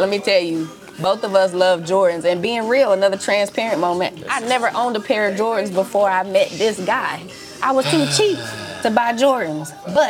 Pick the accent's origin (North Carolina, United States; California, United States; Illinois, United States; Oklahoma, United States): North Carolina, United States; now in Norfolk, United States; I'm coming from North Carolina.